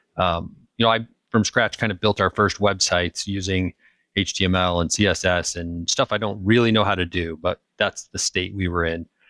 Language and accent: English; Utah, United States; moved away as an adult; also born or lived in California / Kansas; I grew up in the mountains. I grew up in Utah